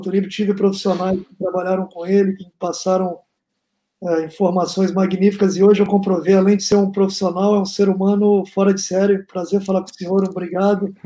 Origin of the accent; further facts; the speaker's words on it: Porto Velho, Rondônia, Brazil; Eu sou de Rondônia, com muito orgulho, nascido em Porto Velho, criado, jogando peteca de gude na rua